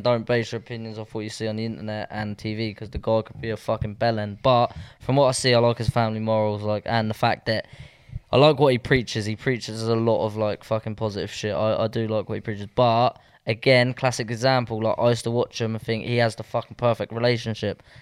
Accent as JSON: {"language": "English", "town": "Southampton", "region": "South East England", "country": "United Kingdom", "tie": "born or raised there", "moved": "as an adult", "said": "I feel like I've left Southampton."}